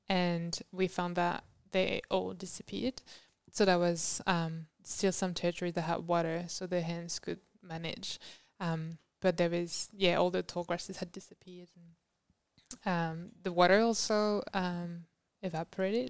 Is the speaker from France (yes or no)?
yes; France; moved away as an adult; also born or lived in Mexico; now in Tasmania, Australia; I'm actually from France, and that's where I did all my undergrads and masters